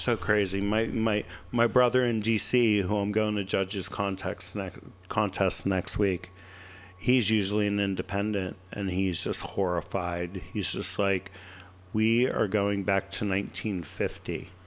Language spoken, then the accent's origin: English; Pennsylvania, United States; moved away; I'm originally from Pennsylvania